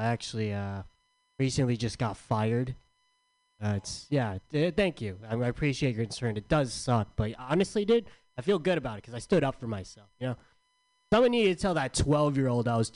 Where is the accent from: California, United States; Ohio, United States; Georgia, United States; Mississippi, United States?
California, United States; San Diego; I'm from San Diego